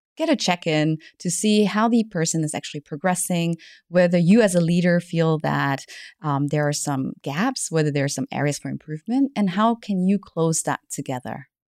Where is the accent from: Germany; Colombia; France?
Germany; accent: German English; moved away as an adult; also born or lived in Malaysia / United States; now in Hong Kong; I was born in Malaysia, but then I grew up in Germany, spent a couple of years in the States